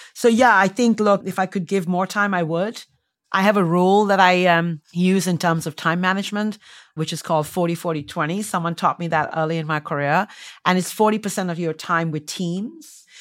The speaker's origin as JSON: {"language": "English", "country": "India", "tie": "born or raised there", "also_born_or_lived": "United States", "moved": "as an adult", "said": "I, um, was born and raised in India"}